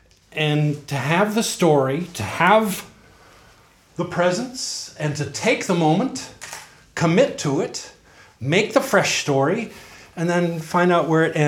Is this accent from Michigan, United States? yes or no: no; Modesto, California, United States; born there; I was born in Modesto.